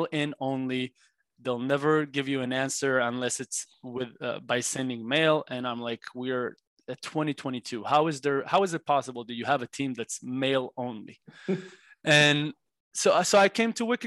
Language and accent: English; Israel; moved away as an adult; now in Los Angeles, United States; growing up in Israel